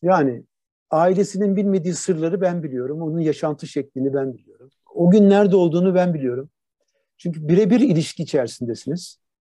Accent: Turkey; moved away as an adult; also born or lived in Netherlands / Boston, United States; kendi memleketimde bu işi yapmak

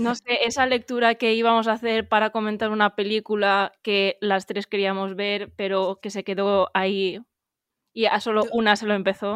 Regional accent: Valencia, Valencian Community, Spain; moved away as an adult; now in Madrid, Spain; yo estoy viviendo en Madrid, aunque yo soy de Valencia.

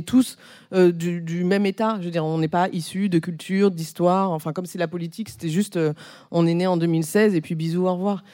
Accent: Corsica, France; now in Paris, France; chez moi, en Corse

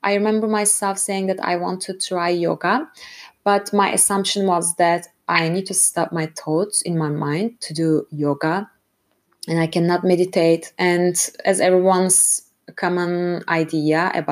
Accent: Istanbul, Turkey; moved away as an adult; now in Frankfurt, Germany; I'm originally from Istanbul, Turkey, and I have been living in Germany for over 5 years, currently based in Frankfurt.

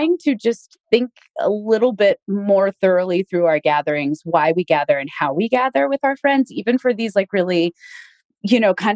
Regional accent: Reno, Nevada, United States; moved away; I am in my hometown of Reno, Nevada

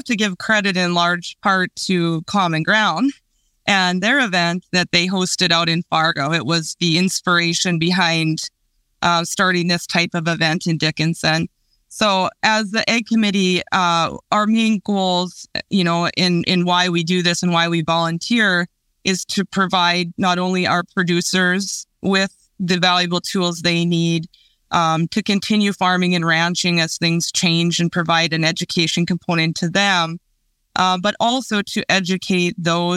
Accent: Biggar, Saskatchewan, Canada; moved away as an adult; now in North Dakota, United States; originally from Bigger, Saskatchewan, Canada. I moved down to the United

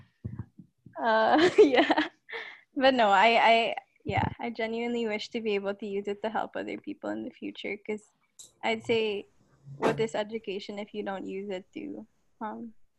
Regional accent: Philippines; also born or lived in Canada; we're all Filipino

